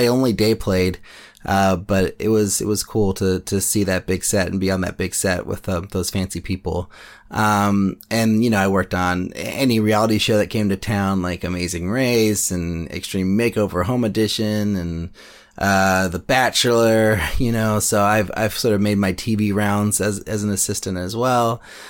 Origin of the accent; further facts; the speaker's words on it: Berkeley, California, United States; now in Oakland, United States; I'm a filmmaker from Berkeley, California, now in Oakland.